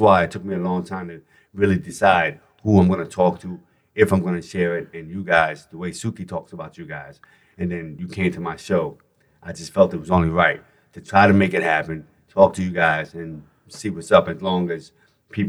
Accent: New York City, New York, United States; moved away as an adult; now in Los Angeles, United States; as a New Yorker, it's a Bronx native, born and raised

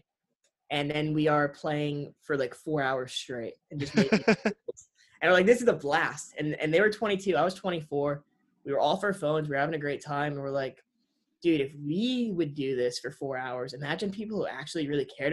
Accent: Connecticut, United States; moved away as an adult; also born or lived in Rhode Island; now in Miami, United States; we're from Connecticut originally

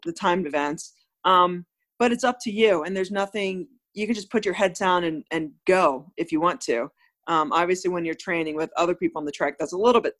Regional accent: Delaware, United States; I'm from Delaware

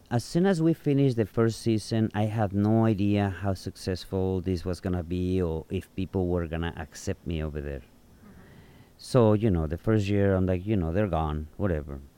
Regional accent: Tepic, Nayarit, Mexico; English is a second language; moved away as an adult; also born or lived in Arizona; now in Sayulita, Mexico; Tepic, T-E-P-A-C. That is where I grew up, and I was there until I was the age of 21.

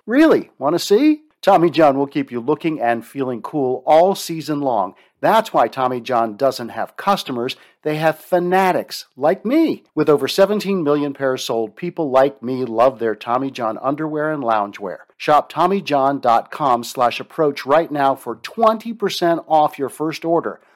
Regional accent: United States; I grew up in the Baltimore, Washington

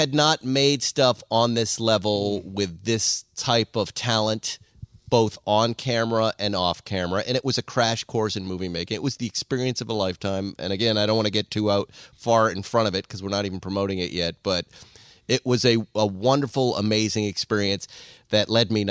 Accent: West Bridgewater, Massachusetts, United States; moved away; I grew up in West Bridgewater, Massachusetts.

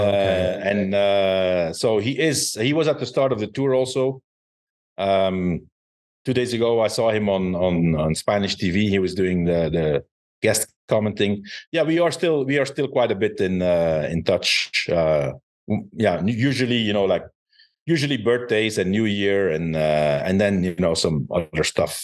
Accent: Belgium; it was in my home country

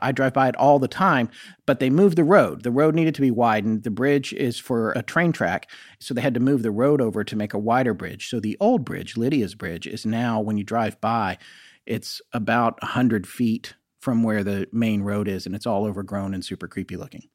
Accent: North Carolina, United States; also born or lived in California / Colorado; even though I was born in California, I was only there till I was two. And then I lived in Colorado, and then I lived in North Carolina, which is where I, I really came of age

